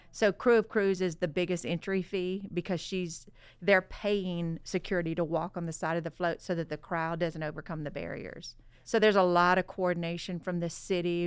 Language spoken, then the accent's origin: English; Southwest Louisiana, United States; growing up in Southwest Louisiana, Mardi Gras has always been about family